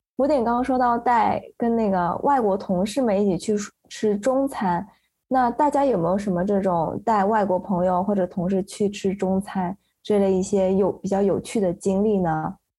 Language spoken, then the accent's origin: Chinese; Shenzhen, Guangdong, China; now in Seattle, United States; 我是一个在深圳长大的黑龙江汕头混血，目前在西雅图做设计师